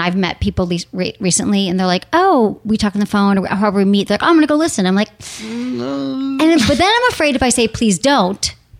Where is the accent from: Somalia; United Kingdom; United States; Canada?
United States; Midwest; Like, I mean, I'm from the Midwest.